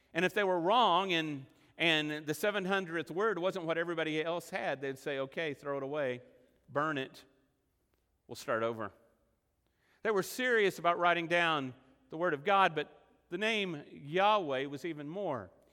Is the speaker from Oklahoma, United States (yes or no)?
yes; Oklahoma, United States; also born or lived in Texas Panhandle; I say Abba because I'm from Oklahoma and the Texas Panhandle, and that's the way we say it